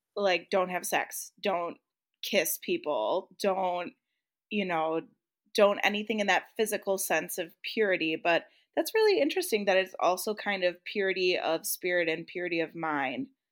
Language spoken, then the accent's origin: English; Midwest, United States; I grew up in the Midwest